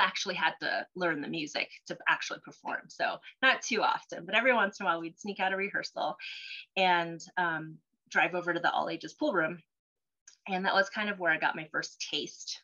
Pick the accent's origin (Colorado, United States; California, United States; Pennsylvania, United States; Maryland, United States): Colorado, United States; first language Cantonese; English is a second language; also born or lived in Cholon, Vietnam; I'm a Colorado native. I consider myself a native. I've been here since I was three